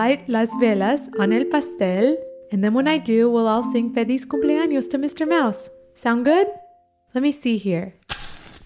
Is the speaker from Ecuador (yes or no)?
yes; Ecuador; where I grew up in Ecuador